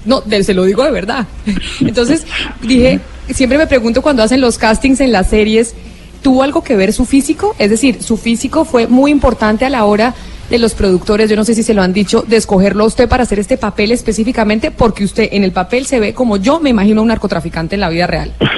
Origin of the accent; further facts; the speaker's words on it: Colombia; aquí nosotros en Colombia